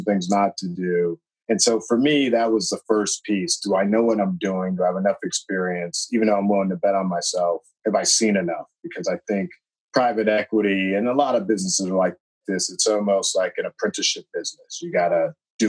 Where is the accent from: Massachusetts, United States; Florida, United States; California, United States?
Massachusetts, United States; Boston; here in the Boston area, which is my hometown.